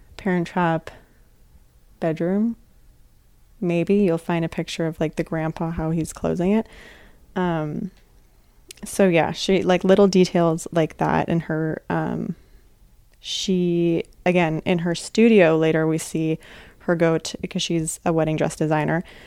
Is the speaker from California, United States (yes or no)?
yes; Sonoma, California, United States; I'm from Sonoma, which is right next door to Napa